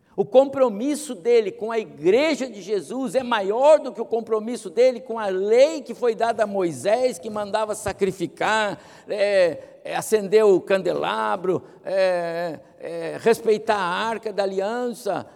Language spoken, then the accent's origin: Portuguese; Brazil; Eu sou brasileiro